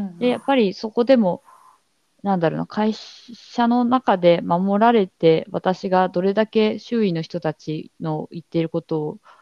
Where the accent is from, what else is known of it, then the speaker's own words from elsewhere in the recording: Hadano, Kanagawa, Japan; 私は神奈川県の秦崎って秦野市っていうところ出身なんですけど